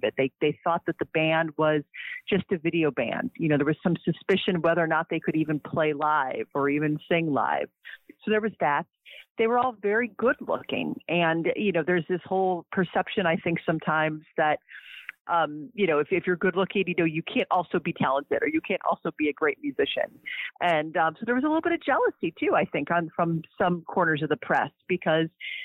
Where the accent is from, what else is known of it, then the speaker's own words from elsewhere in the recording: Cleveland, Ohio, United States; I grew up in Cleveland, Ohio.